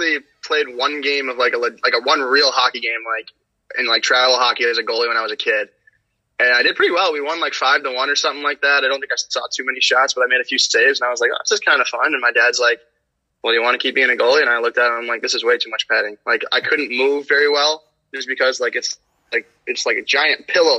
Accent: Iowa, United States; moved away as an adult; now in Massachusetts, United States; Growing up in Iowa and having family out on the East Coast

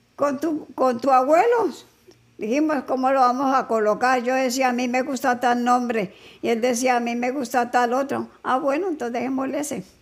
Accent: Neiva, Huila, Colombia; moved away as an adult; also born or lived in Cali; Yo nací en Neiva Huila.

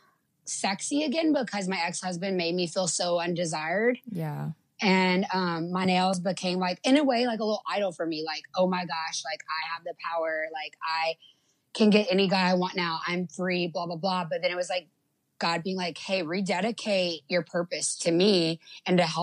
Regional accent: Lafayette, Louisiana, United States; also born or lived in Florida; I'm from a little town called Lafayette, Louisiana. And that's south.

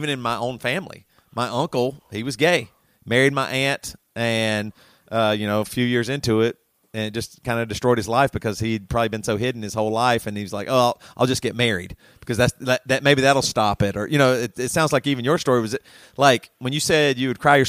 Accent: Greenville, South Carolina, United States; I was growing up in Greenville, Greer, South Carolina, at a very conservative church

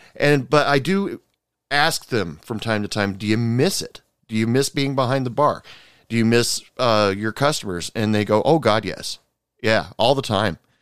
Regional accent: United States; me as an American

